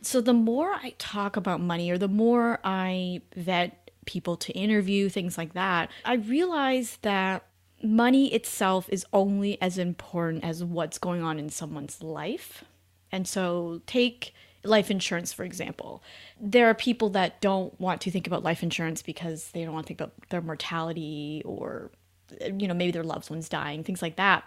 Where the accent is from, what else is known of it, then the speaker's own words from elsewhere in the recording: Canada; moved away as an adult; now in United States; I'm originally Canadian, met my husband in the U S